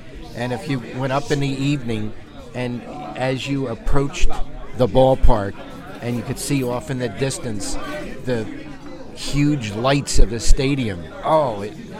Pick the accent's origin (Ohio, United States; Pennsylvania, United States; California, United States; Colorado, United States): Pennsylvania, United States; Philadelphia; moved away; also born or lived in New Jersey; Growing up in Philly, I love the city.